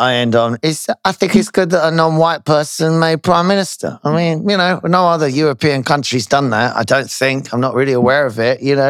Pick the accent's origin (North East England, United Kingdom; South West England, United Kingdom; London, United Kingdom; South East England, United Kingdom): South East England, United Kingdom; Slough; Slough is my hometown, you know. ever since they changed our area code to Slough, my mum almost died. We lived just outside Slough.